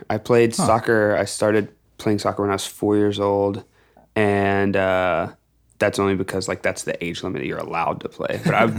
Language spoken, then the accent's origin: English; Texas, United States; born there; also born or lived in Nashville; I was born in Texas, moved to Nashville for a bit, kind of got everything off the ground and moving, and then moved back to Texas.